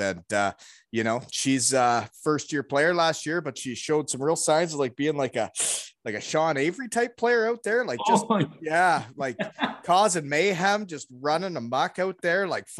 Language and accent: English; Kincardine, Ontario, Canada; So growing up in Kincardine, it's not just in Kincardine. People may not know, but like, I lived all over the world.